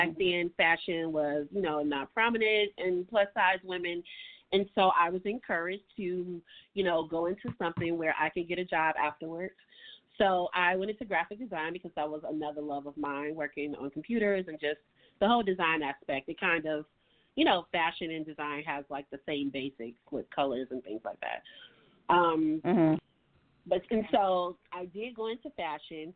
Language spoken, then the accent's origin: English; Chicago, Illinois, United States; growing up here in Chicago